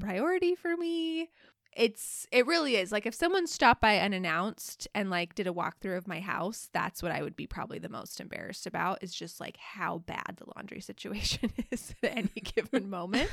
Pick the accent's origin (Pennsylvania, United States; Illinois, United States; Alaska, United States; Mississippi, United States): Alaska, United States; also born or lived in Utah; we live in Alaska, like, we're from Alaska, but all of us went to college at, at B Y U in Utah